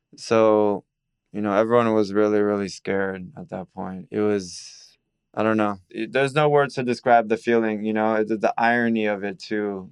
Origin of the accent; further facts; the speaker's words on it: Miami, Florida, United States; I'm born and raised in Miami, forty years old.